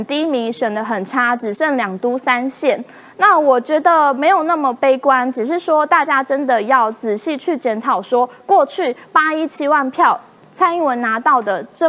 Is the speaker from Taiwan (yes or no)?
yes; Kaohsiung, Taiwan; 作为一个高雄人